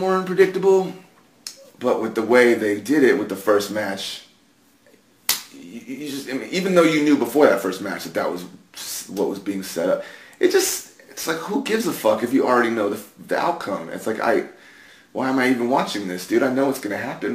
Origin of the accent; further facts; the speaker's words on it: San Antonio, Texas, United States; I grew up in San Antonio